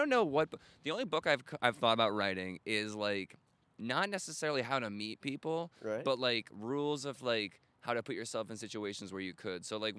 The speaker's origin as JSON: {"language": "English", "region": "Rhode Island", "country": "United States", "tie": "born or raised there", "also_born_or_lived": "Chicago", "moved": "yes", "said": "I grew up in Rhode Island."}